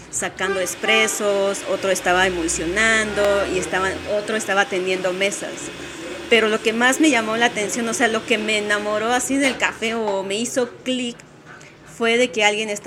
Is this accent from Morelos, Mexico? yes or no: no; Oaxaca, Mexico; moved away as an adult; now in Mexico City, Mexico; nací eh, en el estado de Oaxaca eh, y viví ahí hasta los 19 años y ya antes de cumplir 20, eh, pues me mudé a la Ciudad de México